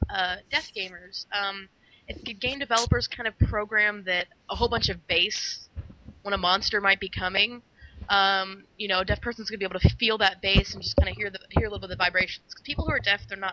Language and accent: English; Texas, United States; moved away; also born or lived in Dallas; I'm originally from Texas. I lived in Dallas